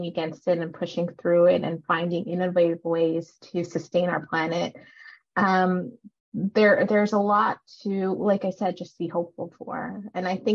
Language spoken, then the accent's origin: English; Canada; also born or lived in Sri Lanka; I was born in Sri Lanka, and then we moved over to Canada when I was two, and I've been here ever since